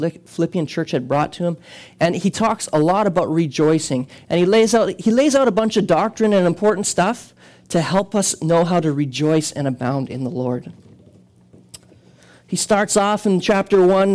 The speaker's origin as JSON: {"language": "English", "country": "Canada", "said": "we are not Canadian citizens first"}